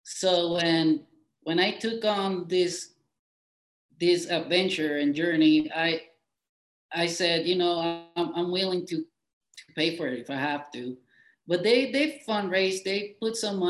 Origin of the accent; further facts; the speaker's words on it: Puerto Rico; me being Puerto Rican, which are we are American citizens by birth